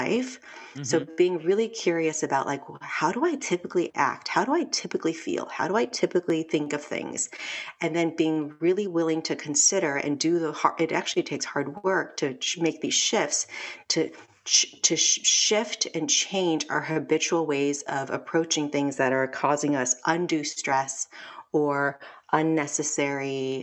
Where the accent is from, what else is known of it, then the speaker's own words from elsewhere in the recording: Los Angeles, California, United States; I'm Korean American, grew up